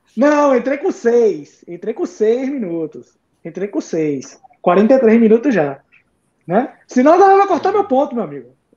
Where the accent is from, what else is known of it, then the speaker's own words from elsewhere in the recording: Northeast Brazil, Brazil; nós como nordestinos